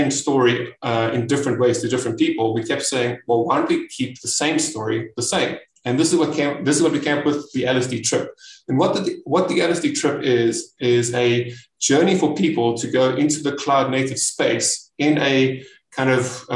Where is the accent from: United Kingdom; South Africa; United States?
South Africa; I am from South Africa